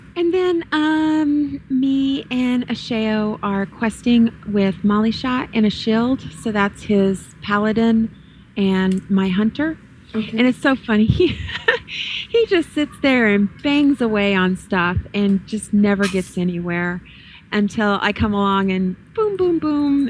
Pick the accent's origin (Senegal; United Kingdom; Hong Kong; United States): United States; the South; I'm from the South. I was born, bred, raised in the South